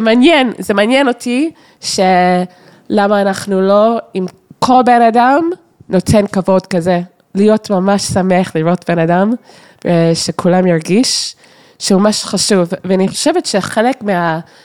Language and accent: Hebrew; Toronto, Ontario, Canada; Hebrew is a second language; moved away; גדלתי בטורונטו